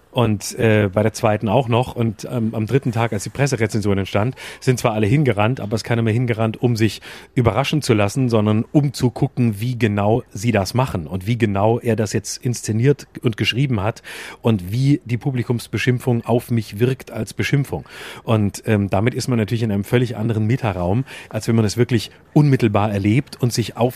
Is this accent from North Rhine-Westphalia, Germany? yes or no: no; Lörrach, Baden-Württemberg, Germany; wenn ich sage, ich komme aus Lörrach, sage ich mal gleich dazu, ich weiß nicht, ob du das kennst.